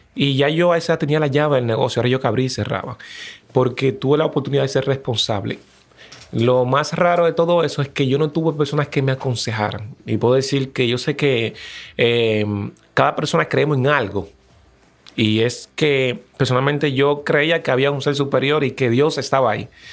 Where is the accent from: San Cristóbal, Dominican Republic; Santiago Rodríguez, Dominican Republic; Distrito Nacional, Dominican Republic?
Distrito Nacional, Dominican Republic; Los Frailes, Las Américas; cuando tú vienes de un barrio, me acuerdo que fue en Los Frailes, en las Américas